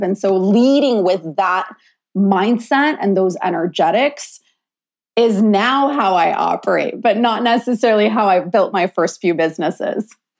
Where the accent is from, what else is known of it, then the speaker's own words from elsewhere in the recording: Ontario, Canada; moved away; I'm sitting in my hometown in Ontario